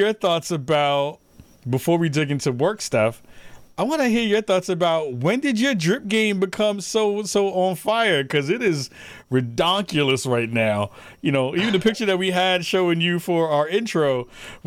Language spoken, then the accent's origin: English; New York City, New York, United States; us being from the Bronx.